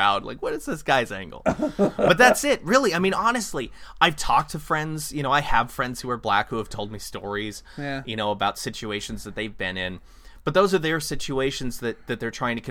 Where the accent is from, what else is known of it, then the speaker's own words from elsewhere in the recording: California, United States; moved away; also born or lived in Kansas; I grew up in California, and there's a lot of different ethnicities out there